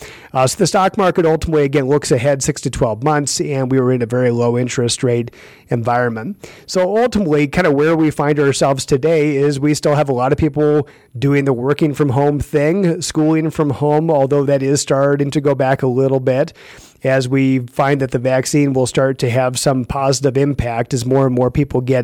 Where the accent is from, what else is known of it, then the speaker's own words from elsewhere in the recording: Iowa, United States; moved away; I'm from Iowa originally, and I hear from people back in Iowa